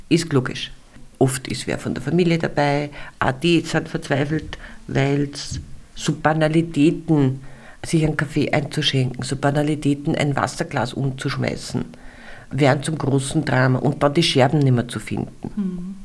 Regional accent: Austria; bei uns in Österreich

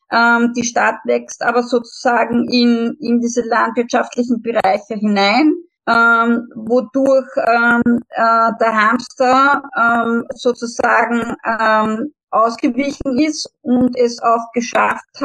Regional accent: Vienna, Austria; bei uns in Wien

